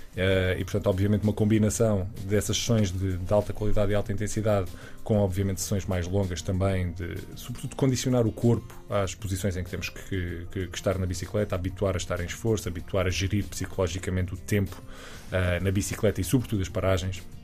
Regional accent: Évora, Alentejo, Portugal; moved away as an adult; also born or lived in Lisbon; quando vim estudar para Lisboa, eu sou, sou de Évora

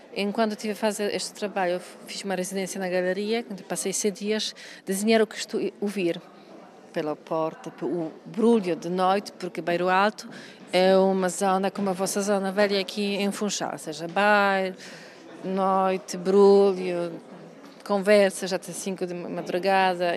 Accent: Poland; Portuguese is a second language; now in Portugal; eu sou de Polónia

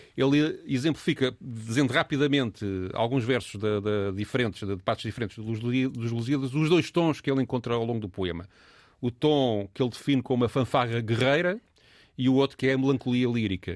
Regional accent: Portugal; a nossa relação enquanto portugueses

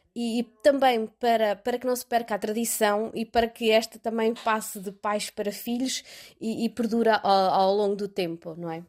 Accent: Coimbra, Centro, Portugal; moved away as an adult; now in Aarhus, Denmark; sou natural de Coimbra e a viver em Aarhus, na Dinamarca, há 10 anos

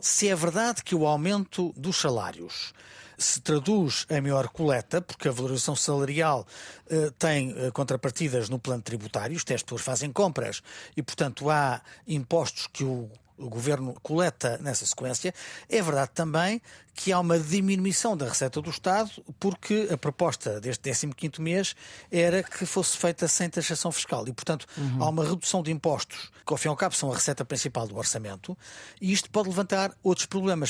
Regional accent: Portugal; como portugueses

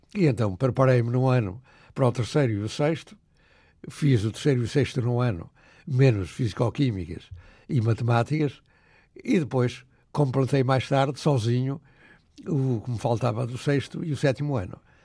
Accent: Murça, Norte, Portugal; o que me rodeava era a fome e a miséria do povo trabalhador da minha terra

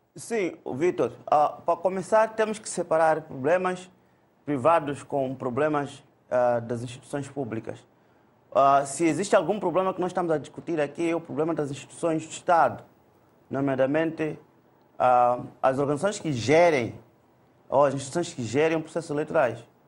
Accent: Mozambique; como moçambicanos

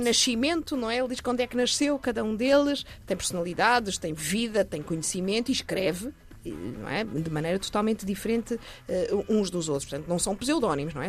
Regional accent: Portugal; nos, nos caracteriza como portugueses

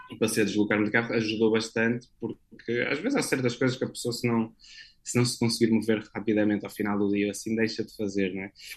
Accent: Porto, Norte, Portugal; moved away as an adult; sou natural do Porto

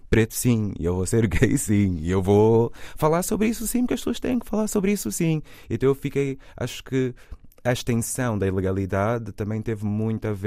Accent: Portugal; born there; Ai, não, eu nasci em Portugal, eu tenho que ir para lá, que é o meu país, é onde ficou o meu cordão umbilical

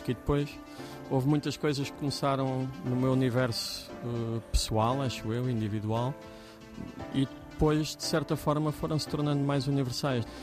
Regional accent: Cape Verde; now in Lisbon, Portugal; ainda mais para mim que pronto, vim de Cabo Verde. A tentar aqui na música em Lisboa né?

